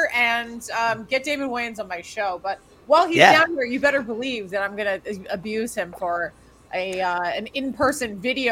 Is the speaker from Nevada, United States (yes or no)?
no; Boston, Massachusetts, United States; Born and raised in Boston, Massachusetts